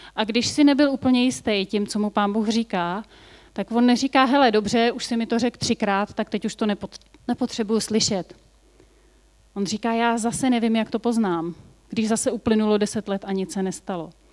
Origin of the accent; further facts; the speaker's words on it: Bohemia, Czechia; A u nás v Čechách